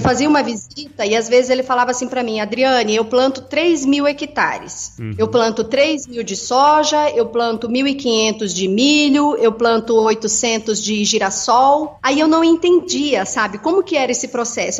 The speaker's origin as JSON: {"language": "Portuguese", "region": "Mato Grosso", "country": "Brazil", "tie": "born or raised there", "also_born_or_lived": "Rio Grande do Sul / São Gabriel do Oeste, Mato Grosso do Sul / Tangará da Serra, Mato Grosso", "said": "nasci no Rio Grande do Sul, uhum. fui criado uma parte no Mato Grosso do Sul e no Mato Grosso"}